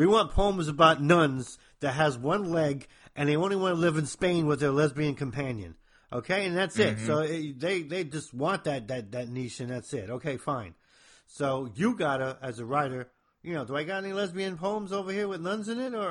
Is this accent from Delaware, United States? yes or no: no; New Jersey, United States; I'm from New Jersey, if I got a weird accent